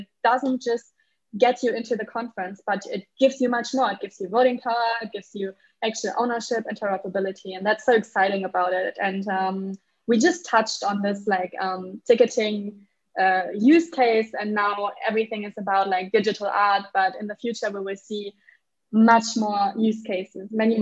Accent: Germany; accent: German; English is a second language; now in Lisbon, Portugal; I'm German, so sometimes like my accent is not

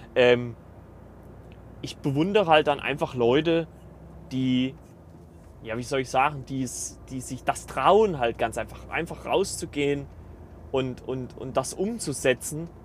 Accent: Germany; now in Eisenach, Germany; bei uns in Deutschland

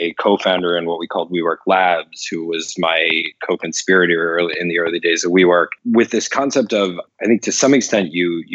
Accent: Pleasant Valley, Pennsylvania, United States; I grew up in Pennsylvania in the U.S. in a tiny little town called the Village of Pleasant Valley

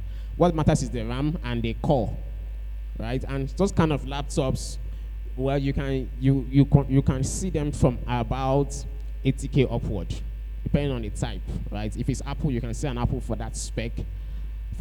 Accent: Calabar, Cross River, Nigeria; We grew up in Calabar together

